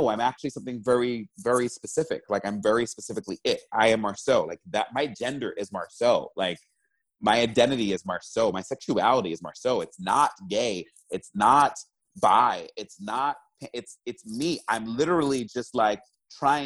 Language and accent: English; New York City, New York, United States; I'm originally from New York City. I was born and raised there.